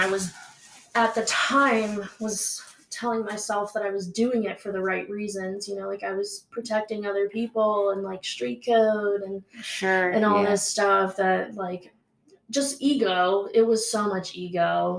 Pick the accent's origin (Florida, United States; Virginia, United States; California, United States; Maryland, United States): Maryland, United States; now in Utah, United States; Yeah, so I'm from Maryland.